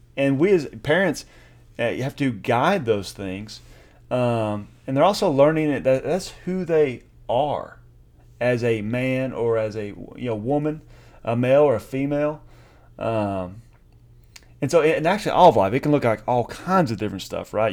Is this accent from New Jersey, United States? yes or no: no; East Tennessee, United States; I grew up in East Tennessee, you know, and so in some of the small town